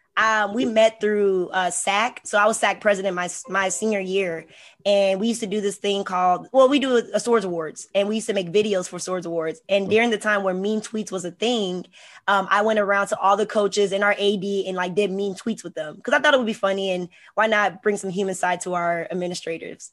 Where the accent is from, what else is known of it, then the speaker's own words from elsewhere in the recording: Hampton, Virginia, United States; also born or lived in Houston, Texas; I'm also from Hampton, Virginia, so the seven five